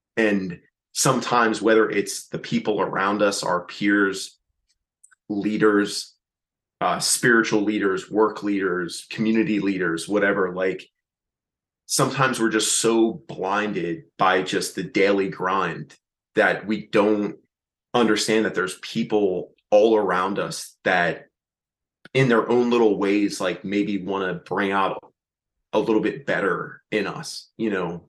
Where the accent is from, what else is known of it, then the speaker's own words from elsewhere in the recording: Reading, Pennsylvania, United States; moved away; my hometown, up in Reading, Pennsylvania